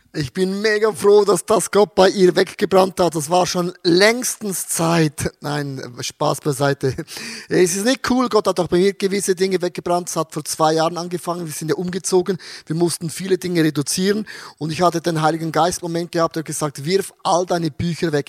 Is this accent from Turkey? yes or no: no; Austria; 2020 bei uns in Österreich, wir durften neun Leute taufen im ICF in Wien